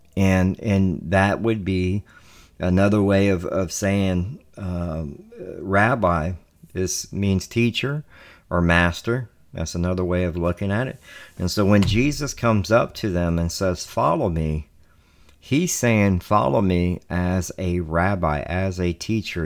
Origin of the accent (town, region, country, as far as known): Southern, Texas, United States; accent: Southern drawl